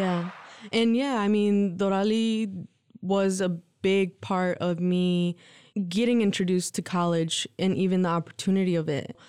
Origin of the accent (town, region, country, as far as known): Lansing, Michigan, United States; born or raised there; also born or lived in Mexico